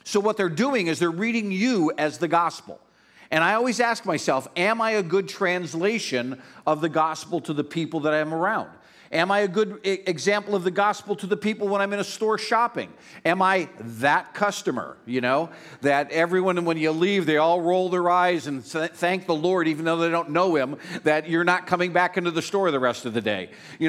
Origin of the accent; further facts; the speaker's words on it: Pennsylvania, United States; I was raised in Northeast Pennsylvania